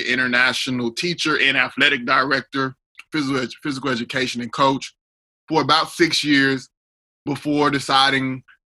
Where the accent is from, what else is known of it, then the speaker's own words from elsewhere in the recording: Austin, Texas, United States; also born or lived in Panama; as we all know so far. I'm originally from Austin, Texas, born and raised here in the capital city of Texas. My dad is from Panama, but my mom is from here